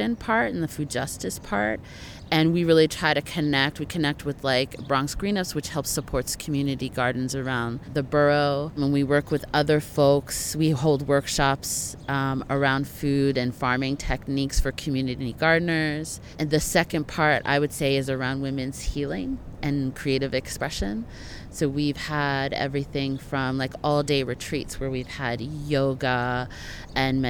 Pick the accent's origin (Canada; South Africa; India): Canada; I'm from Canada